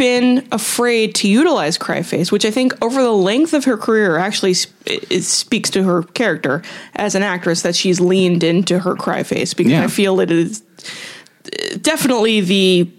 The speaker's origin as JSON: {"language": "English", "region": "Southern California", "country": "United States", "accent": "California", "said": "I'm from Southern California, so I have an innate geographical vocal fry."}